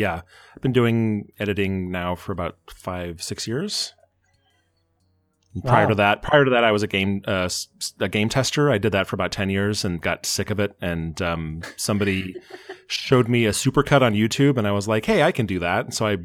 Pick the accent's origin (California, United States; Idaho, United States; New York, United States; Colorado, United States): Colorado, United States; Fort Collins; born there; also born or lived in Boulder; So I was born in Fort Collins and then we moved. But then my grandparents lived in Boulder.